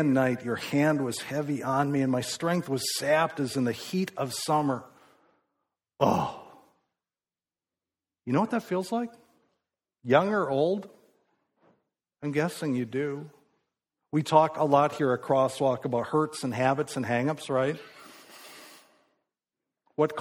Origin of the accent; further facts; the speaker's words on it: Midwest, United States; I grew up in the Midwest